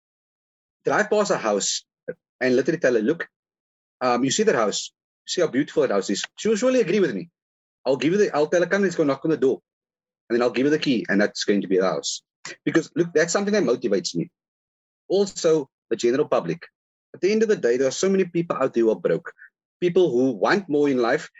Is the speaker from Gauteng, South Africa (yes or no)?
no; Cape Town, Western Cape, South Africa; I was born in Constantia Hospital.